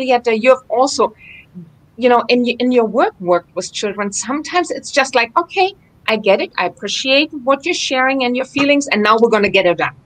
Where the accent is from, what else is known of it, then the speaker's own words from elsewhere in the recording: on the Dutch border, Northern Germany, Germany; now in Fort Lauderdale, United States; I grew up in the northern part of Germany, right on the Dutch border